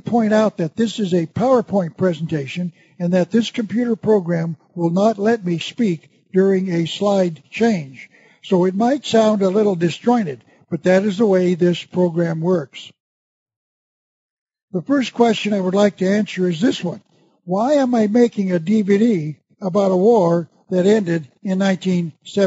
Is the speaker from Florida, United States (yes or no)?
no; Arizona, United States; the magnificent Grand Canyon in my home state of Arizona